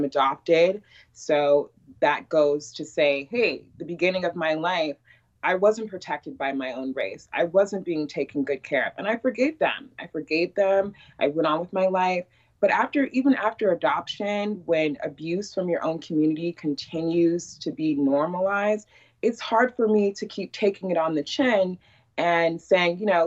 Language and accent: English; Iowa, United States; also born or lived in Chicago, Illinois; They decided to keep us, which is my parents in Iowa. So that was when I was 4 and 5. I was born in Chicago